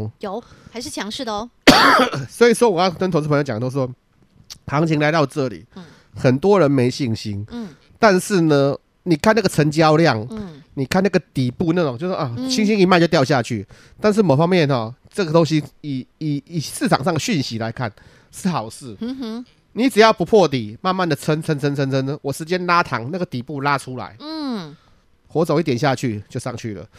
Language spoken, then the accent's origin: Chinese; Taiwan; 我们台湾人